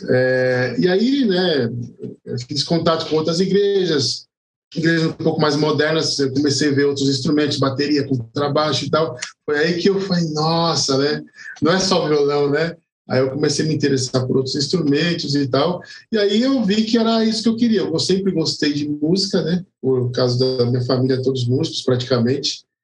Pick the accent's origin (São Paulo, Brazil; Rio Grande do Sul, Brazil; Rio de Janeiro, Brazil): São Paulo, Brazil; born there; now in Guarulhos, Brazil; Eu morei um tempo em São Paulo, mas hoje eu moro em Guarulhos.